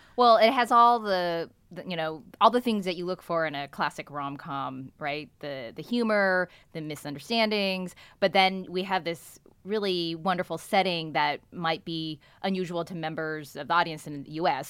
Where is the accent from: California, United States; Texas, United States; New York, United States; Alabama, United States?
California, United States; Bay Area; born and raised in the Bay Area